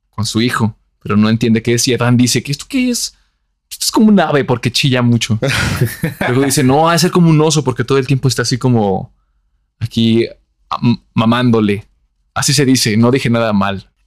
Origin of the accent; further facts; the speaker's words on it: Antioquia, Colombia; Soy muy paisa.